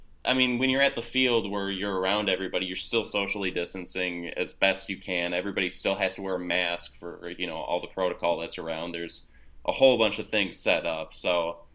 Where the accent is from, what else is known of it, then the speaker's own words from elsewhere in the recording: Minnesota, United States; So like, you know, I'm from Minnesota and I spent, you know, my summers playing baseball in the Midwest, and you know, you got a lot of bugs.